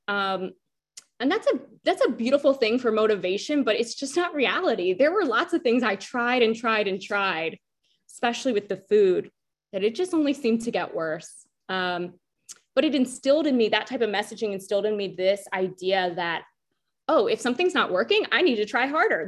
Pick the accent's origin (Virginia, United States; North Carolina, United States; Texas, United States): North Carolina, United States; we're from North Carolina.